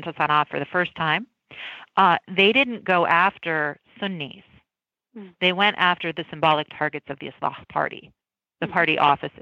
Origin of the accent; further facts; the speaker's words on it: United States; as an American